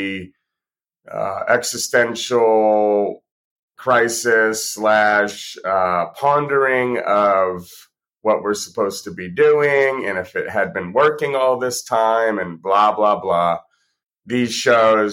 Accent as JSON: {"language": "English", "area": "Seacoast", "region": "New Hampshire", "country": "United States", "tie": "born or raised there", "also_born_or_lived": "Portland, Maine", "said": "I was born in Portland, Maine. I grew up in the Seacoast, New Hampshire area"}